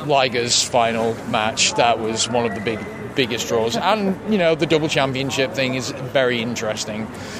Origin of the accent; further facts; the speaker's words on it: England, United Kingdom; moved away as an adult; now in Amsterdam, Netherlands; we're originally from England, but we live in Amsterdam.